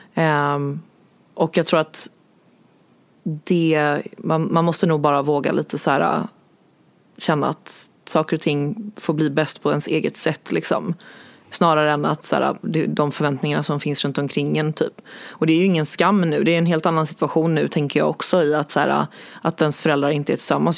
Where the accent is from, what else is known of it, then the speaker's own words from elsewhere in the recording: Stockholm, Stockholm County, Sweden; jag kommer från Stockholm